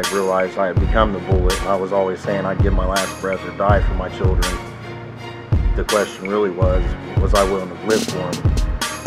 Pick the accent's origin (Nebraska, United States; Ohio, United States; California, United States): Ohio, United States; Columbus Circleville area; also born or lived in Ashville, Ohio; I come from the Columbus Circleville area. I grew up in a broken home.